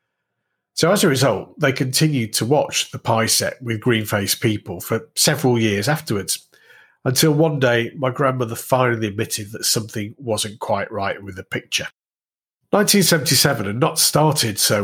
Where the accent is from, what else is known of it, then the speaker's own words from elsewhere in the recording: Warrington, North West England, United Kingdom; also born or lived in Padgate; we moved from Padgate into the centre of Warrington.